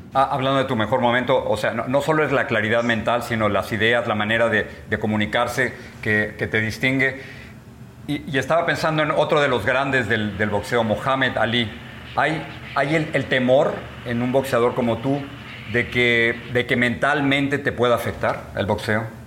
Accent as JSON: {"language": "Spanish", "country": "Mexico", "moved": "yes", "lives_now": "United States", "said": "Tú y yo somos mexicanos, vivimos de este lado de la frontera en los Estados Unidos"}